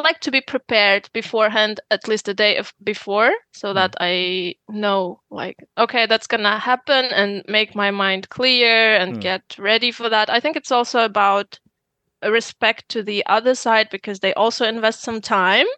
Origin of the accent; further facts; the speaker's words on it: Uzbekistan; moved away as an adult; now in Germany; I come from Uzbekistan